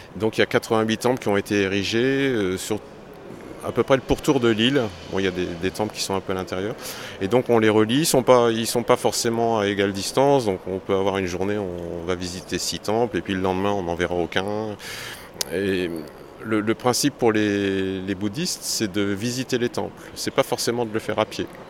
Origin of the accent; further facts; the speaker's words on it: France; je viens de France